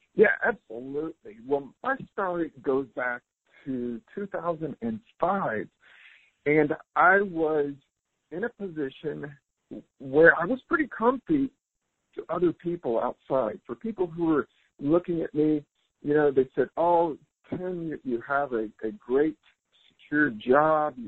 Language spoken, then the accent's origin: English; South Carolina, United States; also born or lived in California; now in Costa Rica; I'm originally from South Carolina